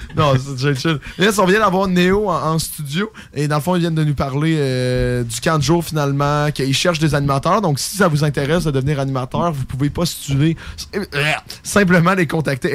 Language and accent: French; Lévis, Quebec, Canada; Je suis gay et je viens de Lévis